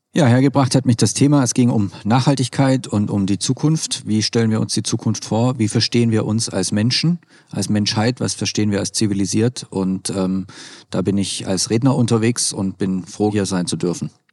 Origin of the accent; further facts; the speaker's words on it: Swabia, Germany; Ich komme aus dem Schwäbischen